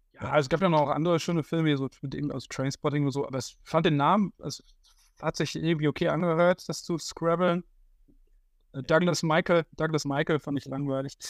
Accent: Haltern am See, North Rhine-Westphalia, Germany; in meinem Heimatdorf Altern am See und damals noch Altern

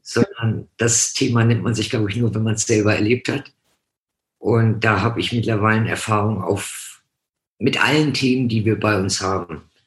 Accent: Hamburg, Germany; now in Franconia, Germany; bin gebürtig von Hamburg, bin seit 79 im schönen Frankenland.

